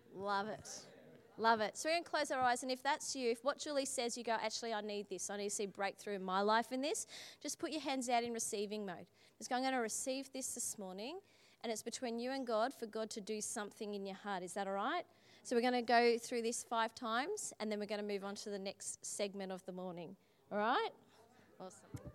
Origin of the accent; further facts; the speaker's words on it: Australia; I'm Australian